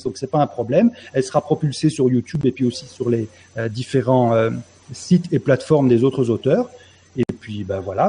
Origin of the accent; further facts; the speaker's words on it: Dordogne, Nouvelle-Aquitaine, France; moved away; je suis né en Dordogne, dans le pays de l'homme, dans le pays de Cro-Magnon